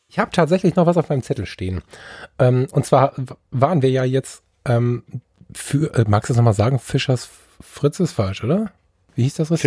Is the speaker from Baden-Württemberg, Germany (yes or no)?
no; Düsseldorf, North Rhine-Westphalia, Germany; also born or lived in Ruhr area; ich bin Düsseldorfer